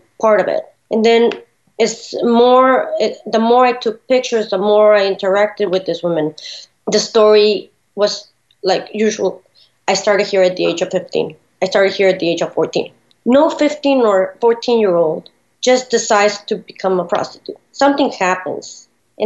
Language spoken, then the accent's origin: English; Ciudad Juárez, Chihuahua, Mexico; also born or lived in El Paso, Texas, United States; now in Philadelphia, United States; growing up in Juarez, the border town of El Paso, Texas